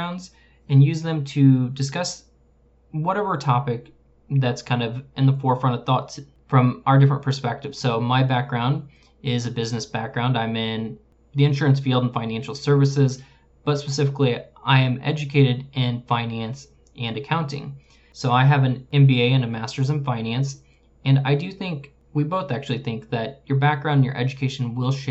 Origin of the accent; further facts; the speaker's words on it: Midwest, United States; We grew up in the Midwest, but in different cities